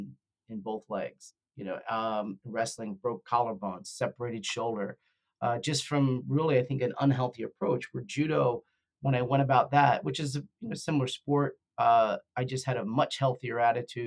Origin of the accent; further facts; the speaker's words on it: the Meadowlands, New Jersey, United States; I grew up also in the Meadowlands